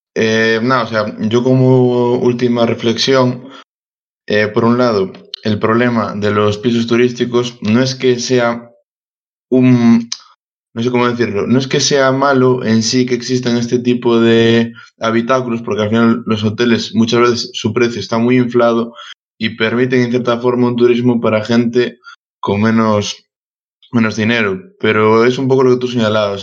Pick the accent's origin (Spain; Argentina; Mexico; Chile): Spain; Santiago de Compostela, Galicia; yo que soy de Santiago